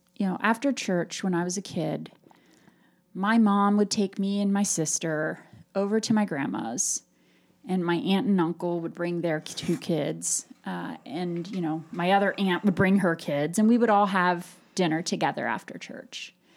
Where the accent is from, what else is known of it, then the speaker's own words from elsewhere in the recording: Appalachian Ohio, United States; growing up in Appalachia, Ohio